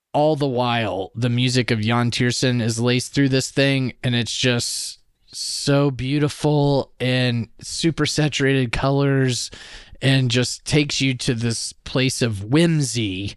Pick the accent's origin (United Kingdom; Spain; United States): United States; Louisiana; now in Canada; I'm also from Louisiana, where they speak French, too